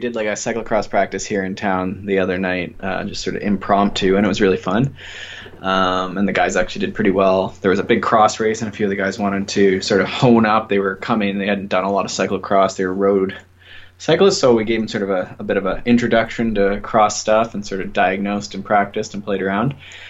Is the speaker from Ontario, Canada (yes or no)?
yes; Ontario, Canada; I'm a kinesiologist from Ontario, Canada